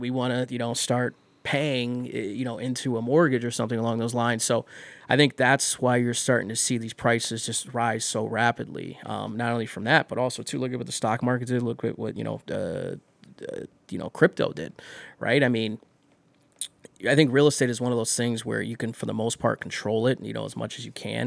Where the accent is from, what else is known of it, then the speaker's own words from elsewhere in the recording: Elyria, Ohio, United States; also born or lived in Las Vegas, Nevada; now in Cleveland, United States; I grew up in Elyria